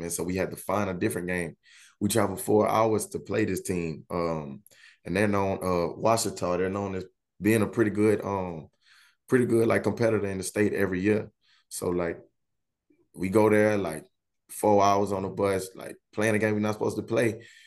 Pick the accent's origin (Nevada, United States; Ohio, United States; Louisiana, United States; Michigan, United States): Louisiana, United States; Baton Rouge; moved away as an adult; I'm, uh, born and raised in Baton Rouge, Louisiana. Been there my whole life